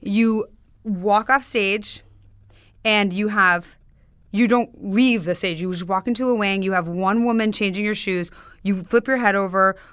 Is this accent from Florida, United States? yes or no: no; Highland Park, Illinois, United States; accent: Chicago; In Chicago, outside Chicago, Highland Park. It's a a North Shore suburb